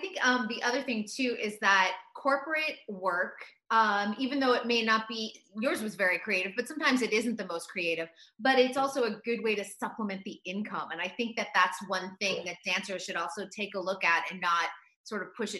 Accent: Boston, Massachusetts, United States; Being from Boston, you have to love …. It's like, you know, it's our DNA.

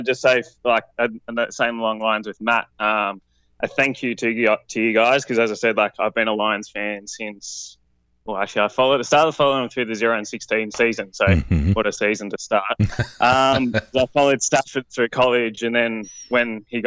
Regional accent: Melbourne, Victoria, Australia; I'm from Australia, so in Melbourne, Australia

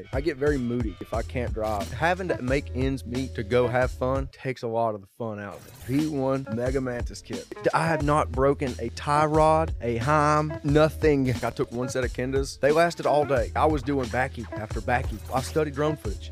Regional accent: Kannapolis, North Carolina, United States; being from my hometown in Kannapolis, North Carolina.

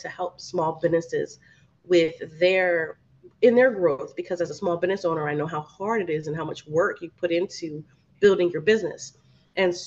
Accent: New Jersey, United States; now in Miami, United States; I'm from New Jersey

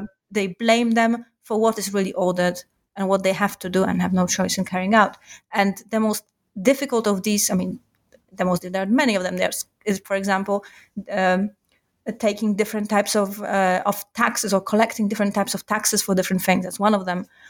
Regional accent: Warsaw, Masovian Voivodeship, Poland; I grew up in Warsaw

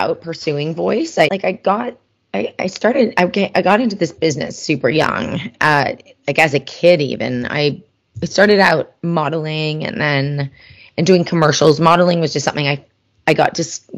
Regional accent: Canada; I'm Canadian.

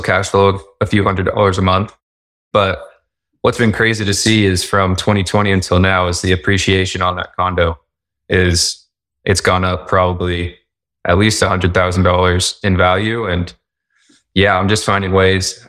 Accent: Tucson, Arizona, United States; moved away as an adult; also born or lived in New Orleans, Louisiana / Utah; I grew up in Tucson, Arizona

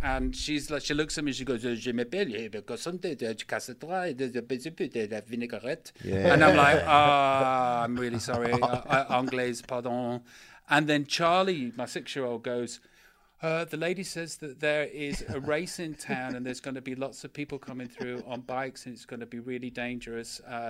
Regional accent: Stoke, West Midlands, United Kingdom; I'm from Stoke.

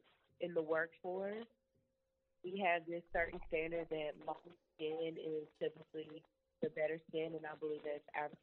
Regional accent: Huntsville, Alabama, United States; from Huntsville, Alabama.

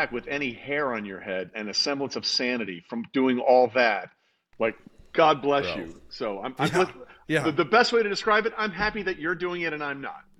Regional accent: New York, United States; moved away; I grew up on the East Coast. I was born in New York, lived right outside the city.

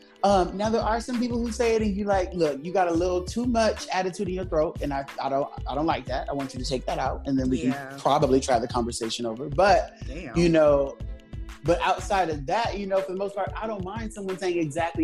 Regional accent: Los Angeles, California, United States; now in New York, United States; I'm originally from Los Angeles

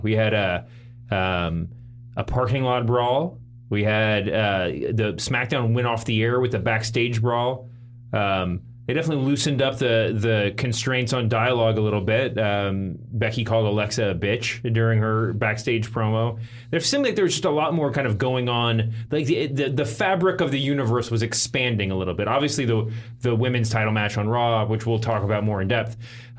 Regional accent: Louisville, Kentucky, United States; I grew up in Louisville, Kentucky.

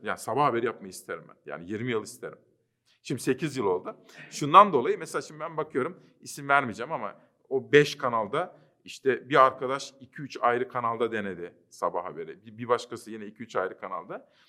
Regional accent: Kütahya, Turkey; also born or lived in Simav; Memleketim Kütahya'da

